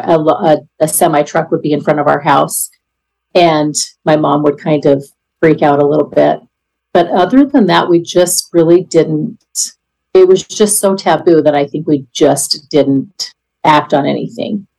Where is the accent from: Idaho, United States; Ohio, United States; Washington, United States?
Idaho, United States; I am 54 years old and I'm from Idaho.